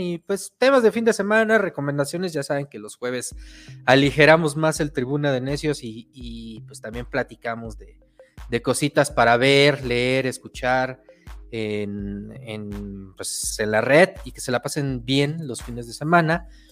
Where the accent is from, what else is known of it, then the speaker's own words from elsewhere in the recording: Mexico; lo que pues nosotros nos hace identidad como mexicanos